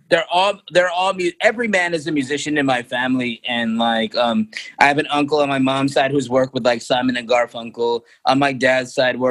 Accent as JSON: {"language": "English", "town": "Detroit", "region": "Michigan", "country": "United States", "tie": "born or raised there", "said": "born and raised in Detroit, Michigan. My family is from Kolkata"}